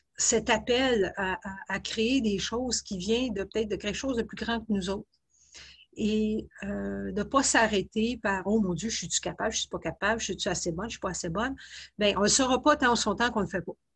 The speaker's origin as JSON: {"language": "French", "town": "Laval", "region": "Quebec", "country": "Canada", "also_born_or_lived": "Halifax / Kingston / Netherlands / British Columbia", "moved": "as an adult", "said": "je viens, de, la région de Montréal, de, Laval"}